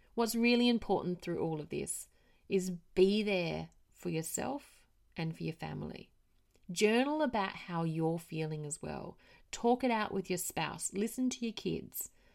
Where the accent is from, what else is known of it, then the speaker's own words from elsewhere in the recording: Australia; moved away; I am Australian